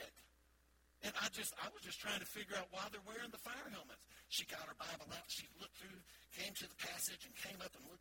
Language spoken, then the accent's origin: English; the South, United States; I'm from the South. Can you tell in my voice a little bit? I'm proud to be from the South